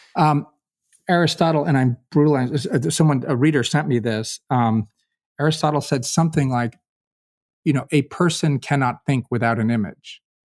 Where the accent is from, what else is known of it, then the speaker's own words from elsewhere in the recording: Kentucky, United States; I'm a volunteer from Kentucky